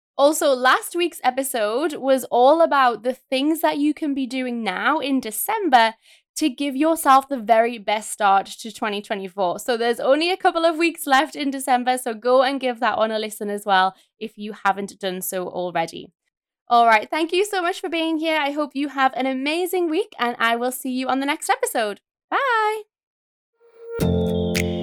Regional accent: United Kingdom; born or raised there; moved away

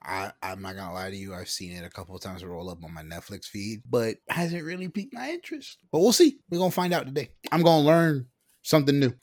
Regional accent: South Florida, United States; moved away; I'm from South Florida originally

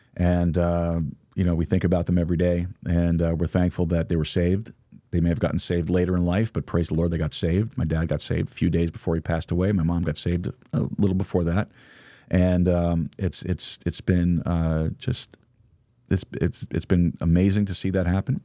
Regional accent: New York, United States; now in Texas, United States; I am not a native Texan. I am from New York, but, uh, Texas is my home

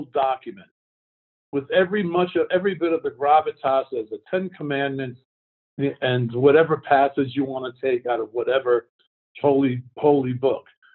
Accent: New York City, New York, United States; I grew up in Brooklyn, New York, surrounded by gangsters

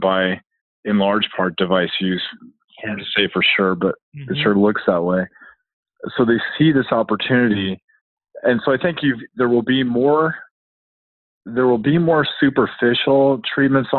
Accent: Southern California, United States; I grew up in Southern California

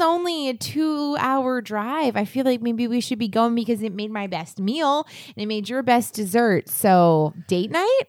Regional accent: New England, United States; I'm from New England

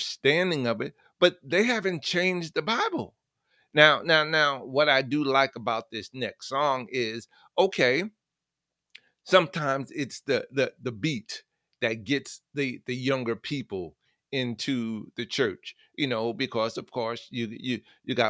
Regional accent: New York City, New York, United States; I was born and raised in the Bronx

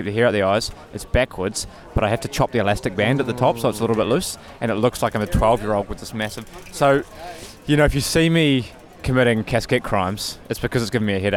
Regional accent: New Zealand; moved away

